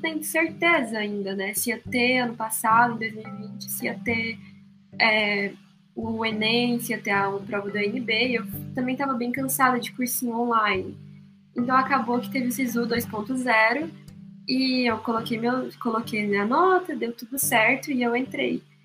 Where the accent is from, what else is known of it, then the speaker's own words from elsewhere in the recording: Goiânia, Goiás, Brazil; moved away as an adult; now in Curitiba, Brazil; eu sou de Goiânia